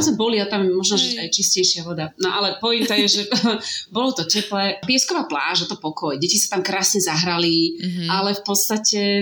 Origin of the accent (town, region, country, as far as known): Slovakia